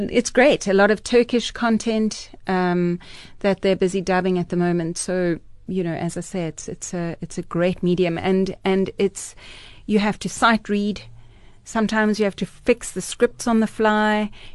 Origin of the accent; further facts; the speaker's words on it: Johannesburg, Gauteng, South Africa; I was born in Joburg